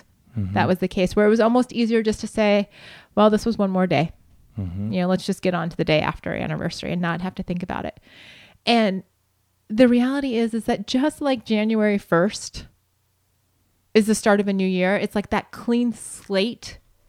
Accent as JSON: {"language": "English", "region": "Montana", "country": "United States", "said": "We're from Montana, and yes, sparsely populated, in quotation marks, is very true about this area"}